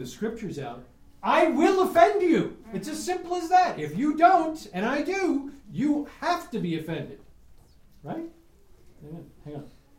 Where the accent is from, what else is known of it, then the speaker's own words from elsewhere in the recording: New York, United States; I'm from New York, that's how we put it.